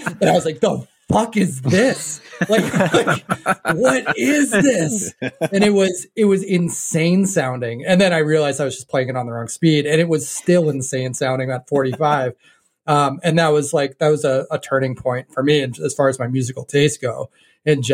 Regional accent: New Hampshire, United States; moved away as an adult; also born or lived in Chicago / Boston area; I grew up in New Hampshire. I think I lived in New Hampshire up until I was about 20 or so.

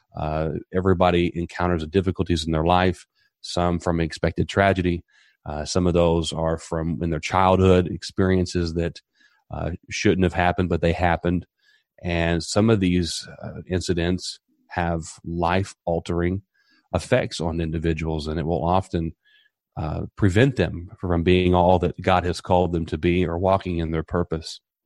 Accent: Southern Indiana, United States; now in Tampa, United States; I'm originally from Southern Indiana, and I come from a small community

